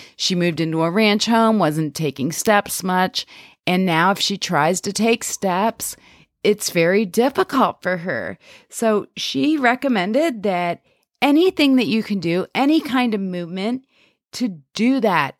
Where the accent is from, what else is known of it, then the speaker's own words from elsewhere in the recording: Pennsylvania, United States; I'm from Pennsylvania, and we have this Pennsylvania Dutch culture here